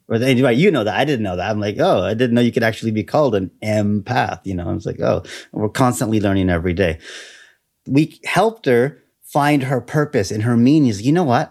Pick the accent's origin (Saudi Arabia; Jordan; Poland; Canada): Canada; also born or lived in Taiwan; I am Canadian.